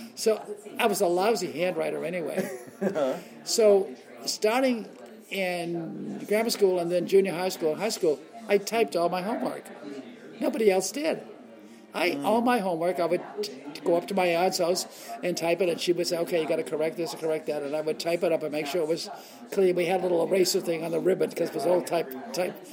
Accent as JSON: {"language": "English", "town": "Boston", "region": "Massachusetts", "country": "United States", "tie": "born or raised there", "said": "I'm growing up in Boston, and I see these films as a kid"}